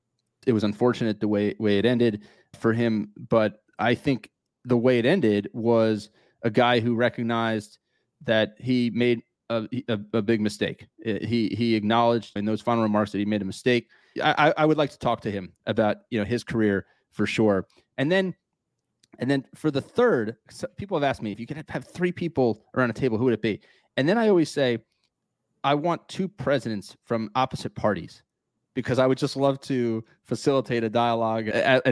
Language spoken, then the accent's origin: English; New Jersey, United States; I'm from New Jersey.